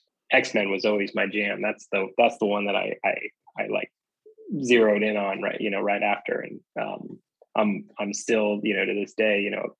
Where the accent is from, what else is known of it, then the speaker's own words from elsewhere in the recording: California, United States; now in Washington, DC, United States; I live in DC. I was originally from California, but I live in DC